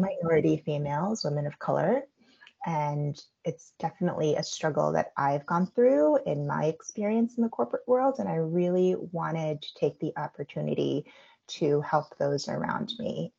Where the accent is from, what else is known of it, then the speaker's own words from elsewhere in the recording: United States; I'm Korean American. My parents are Korean immigrants uh, and they immigrated over to the US